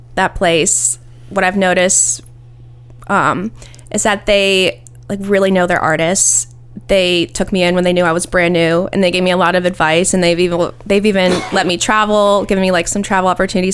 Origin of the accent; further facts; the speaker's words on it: Ohio, United States; moved away as an adult; now in Nashville, United States; I'm from Ohio and I, I love Ohio and I'm an Ohio girl